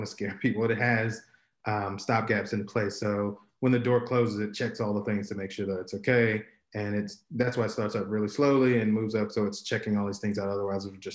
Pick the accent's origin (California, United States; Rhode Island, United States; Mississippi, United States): Mississippi, United States; now in Atlanta, United States; I'm from Mississippi and I live in Atlanta